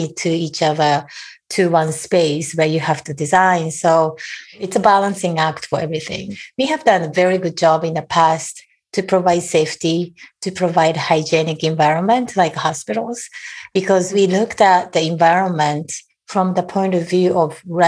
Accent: Japan; moved away as an adult; now in United States; I was born and raised in Japan and lived there for almost 30 years before I moved to the US.

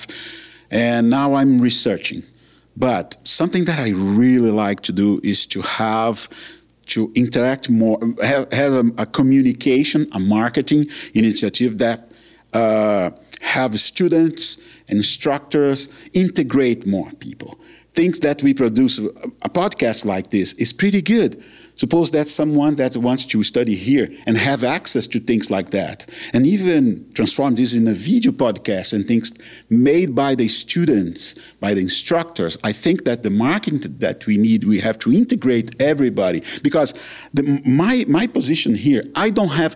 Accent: Brazil; moved away as an adult; also born or lived in Calgary, Canada; now in Canada; I'm from Brazil

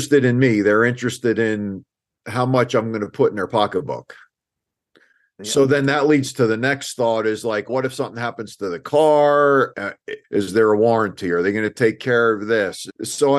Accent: New Jersey, United States; I grew up in New Jersey

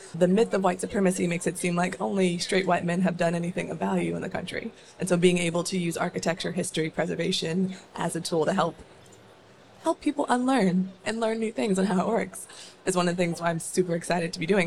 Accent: Northern Virginia, United States; also born or lived in Maryland; I grew up in Northern Virginia, went to a high school in Fairfax County

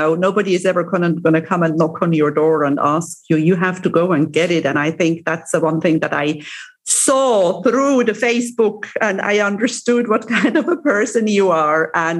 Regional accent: Lucerne, Switzerland; now in Cyprus; I am from Switzerland originally, even though I live in Cyprus, which is also a small country. But I grew up in Switzerland.

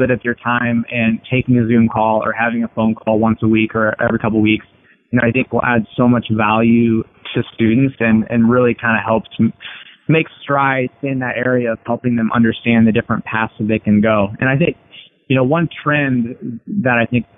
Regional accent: Iowa, United States; moved away; I was from Iowa

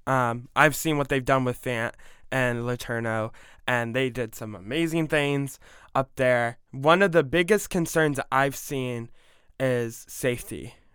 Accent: Ohio, United States; now in Georgia, United States; I grew up with it in Ohio

